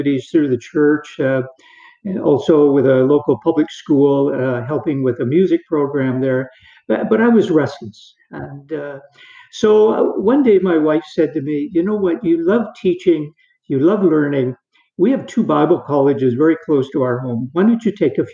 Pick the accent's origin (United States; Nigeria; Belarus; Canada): Canada; Perth, Ontario; I was born in Perth, which is a small town in eastern Ontario